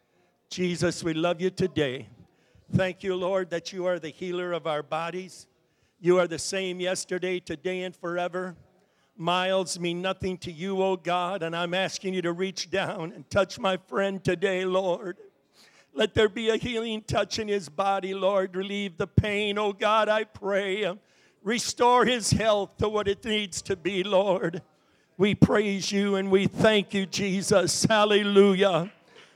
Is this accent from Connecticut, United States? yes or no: yes; Bristol, Connecticut, United States; also born or lived in Stanley, Wisconsin; When I was about 8 years old, my folks moved back to Bristol, Connecticut before ESPN made it famous. So I grew up in Bristol